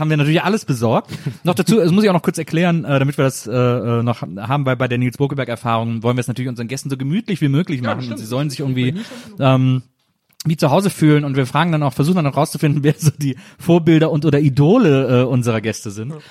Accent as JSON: {"language": "German", "town": "Wesseling", "region": "North Rhine-Westphalia", "country": "Germany", "tie": "born or raised there", "also_born_or_lived": "Bonn", "moved": "yes", "lives_now": "Berlin, Germany", "said": "Ich komme ja aus Wesseling zwischen Köln und Bonn"}